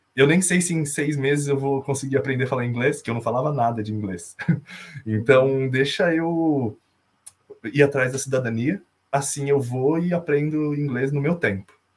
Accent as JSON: {"language": "Portuguese", "town": "Americana", "region": "São Paulo", "country": "Brazil", "moved": "as an adult", "lives_now": "Ireland", "said": "eu sou de Americana, interior de São Paulo, perto de Campinas"}